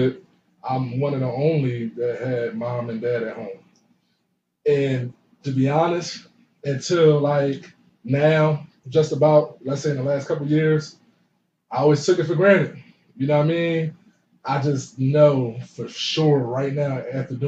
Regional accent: Philadelphia, Pennsylvania, United States; growing up, out 31st and Tasker

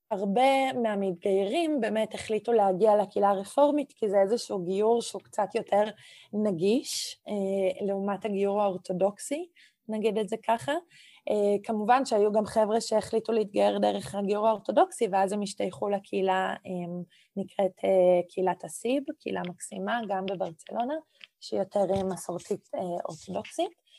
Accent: Catalonia, Spain; Hebrew is a second language; now in Israel; ופתאום פה אני ספרדיה, קטלונית, יהודייה. כלומר, יש פה איזשהו משולש שאני כל הזמן צריכה ככה לנוע בתוכו

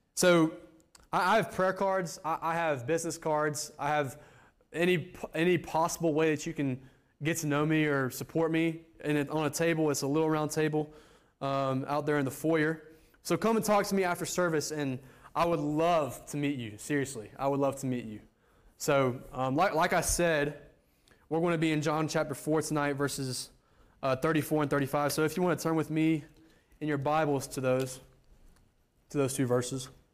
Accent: United States; moved away; me, an American

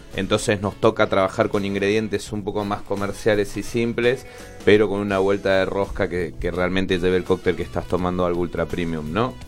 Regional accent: Córdoba, Argentina; also born or lived in Catamarca; now in Buenos Aires, Argentina; Yo nací en un pueblo que, se llama, que es Catamarca, en el norte del país, y después me crié en Córdoba

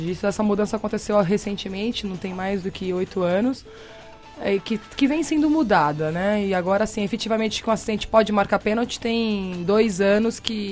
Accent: Hortolândia, São Paulo, Brazil; Sou de Hortolândia.

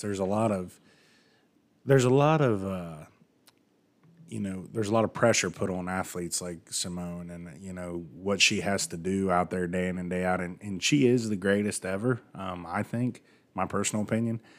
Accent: United States; I'm from the United States

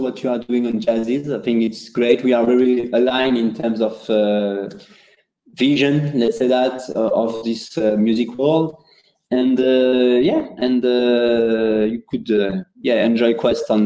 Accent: India; I'm from India

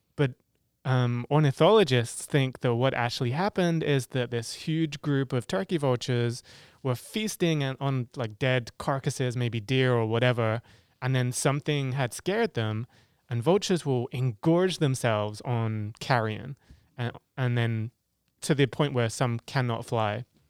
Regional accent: England, United Kingdom; moved away as an adult; also born or lived in Africa; I come from England

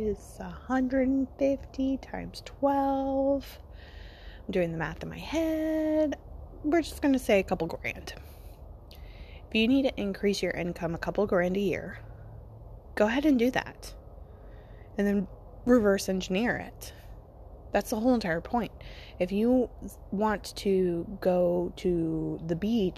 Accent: United States; I'm American

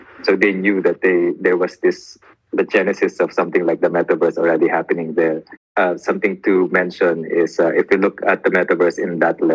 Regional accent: Manila, Metro Manila, Philippines; I come from Manila

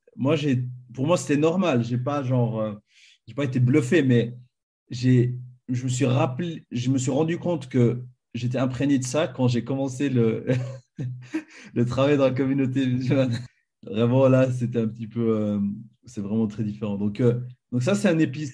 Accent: Fribourg, Switzerland; moved away as an adult; also born or lived in Marly, Switzerland / Ottawa, Canada; now in Zurich, Switzerland; Je suis né à Fribourg, en Suisse. J'ai grandi à Fribourg, à ne pas confondre avec Fribourg d'Allemagne

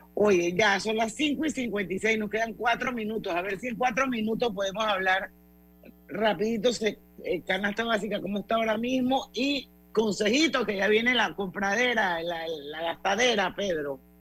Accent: Panama; la cultura que tenemos como panameños

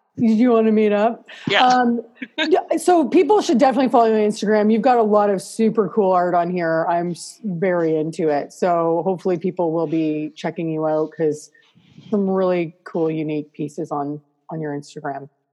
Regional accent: Canada; I'm Canadian

